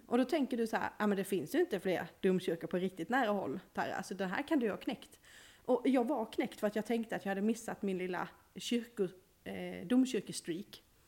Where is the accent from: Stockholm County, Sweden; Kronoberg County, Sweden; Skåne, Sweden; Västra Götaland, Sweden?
Skåne, Sweden; Malmö; accent: Skånska; now in Norrland, Sweden